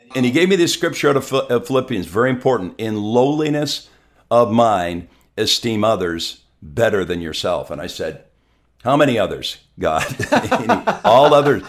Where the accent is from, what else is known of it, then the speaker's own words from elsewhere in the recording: southern Quebec, Canada; also born or lived in Montreal; now in Abbotsford, Canada; My wife and I are from southern Quebec.